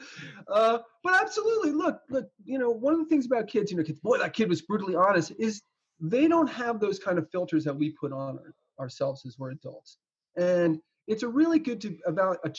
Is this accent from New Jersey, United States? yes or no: yes; New Jersey, United States; I grew up in New Jersey